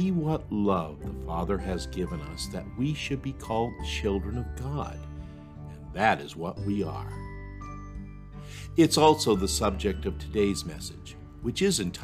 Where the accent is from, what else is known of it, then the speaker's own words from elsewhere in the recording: Maine, United States; now in New Hampshire, United States; I am a native Mainer.